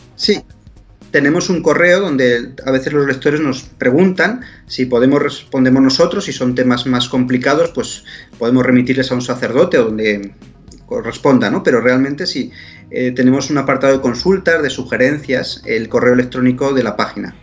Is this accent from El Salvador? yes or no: no; Spain; yo como español de España y de América